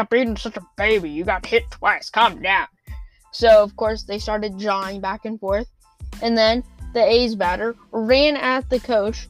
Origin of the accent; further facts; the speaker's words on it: United States; I'm American.